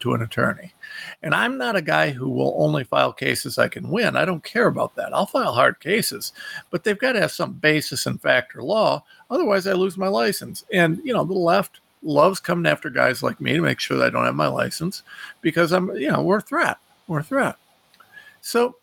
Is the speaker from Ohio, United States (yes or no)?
yes; Ohio, United States; I'm nobody from Ohio